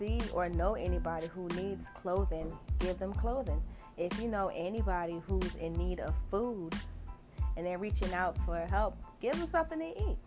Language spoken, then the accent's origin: English; New Jersey, United States; I was born and raised in New Jersey.